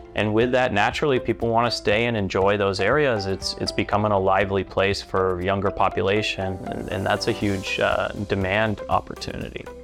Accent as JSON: {"language": "English", "town": "San Diego", "region": "California", "country": "United States", "moved": "yes", "lives_now": "Omaha, United States", "said": "I'm from San Diego"}